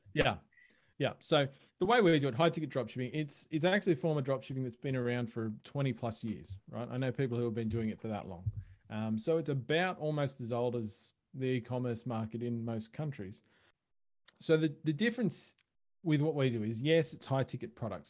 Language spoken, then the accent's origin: English; Australia; accent: Australian; I am Australian, as people can probably tell from my accent